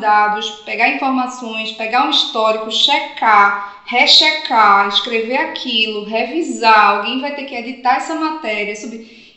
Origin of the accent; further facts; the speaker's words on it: Northeast Region, Brazil; eu falo aqui como nordestina